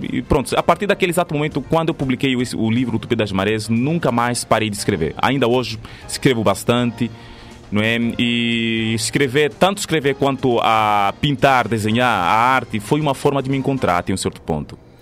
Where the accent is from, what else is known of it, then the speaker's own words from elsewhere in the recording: Benguela, Angola; moved away as an adult; now in Brazil; eu sou de Angola, não é? Uh, nasci na província de Benguela